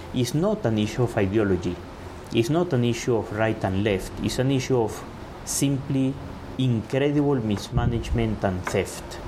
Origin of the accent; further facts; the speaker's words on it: Caracas, Capital District, Venezuela; moved away as an adult; now in Nairobi, Kenya; I was born in Caracas